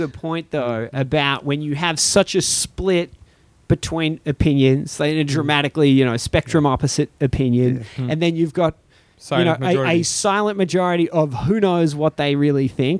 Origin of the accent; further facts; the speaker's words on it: Australia; also born or lived in Shanghai; now in Hong Kong; I come from Australia